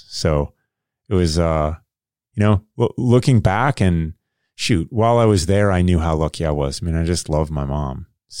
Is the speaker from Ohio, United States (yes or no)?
yes; Kettering, Ohio, United States; born there; So I was born in Kettering, Ohio. Right. So that's Southern Ohio.